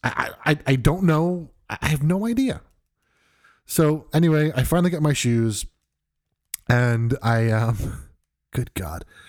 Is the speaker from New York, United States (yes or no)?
yes; New York, United States; moved away; I'm originally from New York